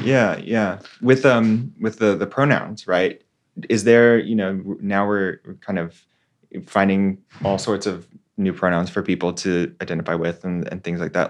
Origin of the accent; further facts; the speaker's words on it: Texas, United States; now in San Francisco, United States; my home state, right, in Texas